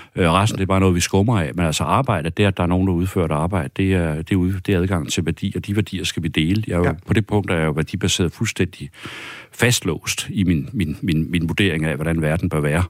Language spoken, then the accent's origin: Danish; Fjellerup, Central Denmark Region, Denmark; also born or lived in Copenhagen; jeg kæmper for den egen, jeg er født og opvokset med, altså min kærlighed til mit hjemsted